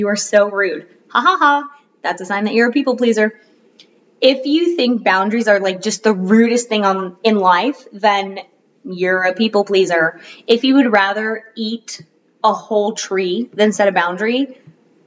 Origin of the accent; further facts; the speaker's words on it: Florida, United States; now in North Carolina, United States; my household growing up in Florida